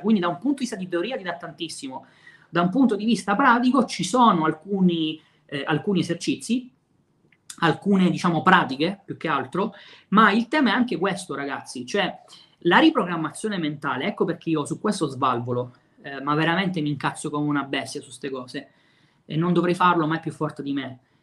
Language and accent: Italian; Messina, Sicily, Italy; anche io sono di Messina